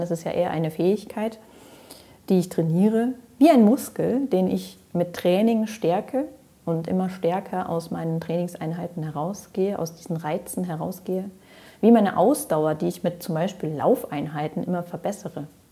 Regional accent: Ruhr area, North Rhine-Westphalia, Germany; moved away as an adult; also born or lived in Greece / Switzerland / France / Allgäu; Raus aus dem Ruhrpott, wo ich geboren bin, und rein in die Natur. Nach meiner Ausbildung habe ich mich also verabschiedet

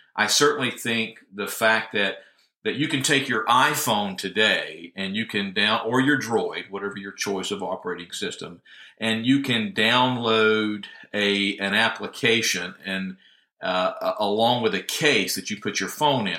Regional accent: Northwest Georgia, United States; moved away as an adult; now in Tennessee, United States; originally from Northwest Georgia.

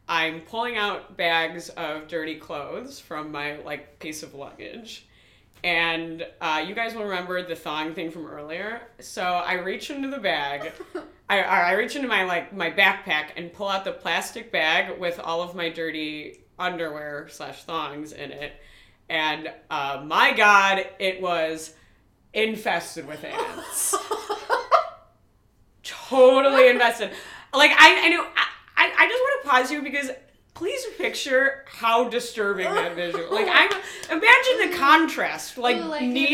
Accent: Highland Park, Illinois, United States; I'm from Highland Park

